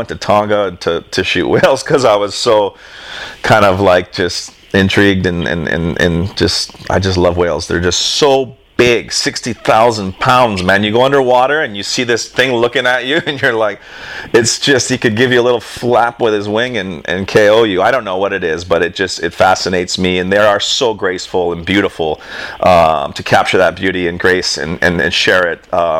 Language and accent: English; Hawaii, United States; You know, I was raised on the North Shore. So that was kind of my comfort zone.